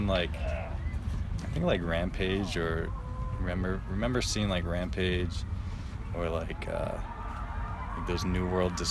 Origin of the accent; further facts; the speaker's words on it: New York, United States; I grew up near in New York